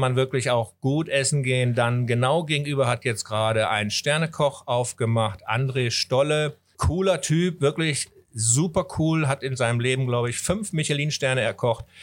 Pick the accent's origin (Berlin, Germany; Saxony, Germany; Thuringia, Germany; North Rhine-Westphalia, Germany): North Rhine-Westphalia, Germany; Wipperfürth; moved away as an adult; also born or lived in Asia; now in Hamburg, Germany; bin dann in meine Heimat zu meinen Eltern, weil ich hatte die zehn Jahre lang natürlich keine Wohnung hier in Deutschland mhm. und bin dann ins äh, stolze Wipperfürth, äh, ins Bergische Land gegangen